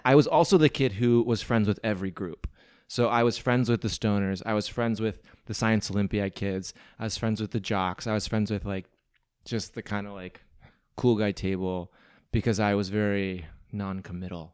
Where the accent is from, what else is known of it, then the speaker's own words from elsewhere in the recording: Midwest, United States; moved away as an adult; also born or lived in New Hampshire / Venice, Los Angeles; now in Los Angeles, United States; I'm from the Midwest